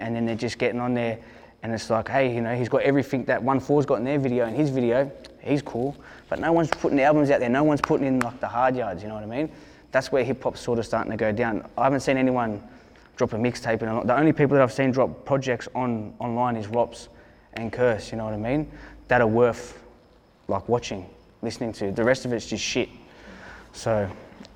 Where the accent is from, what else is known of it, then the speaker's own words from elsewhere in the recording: Hurstville, New South Wales, Australia; I'm from Hurstville. I'm from Blue Line.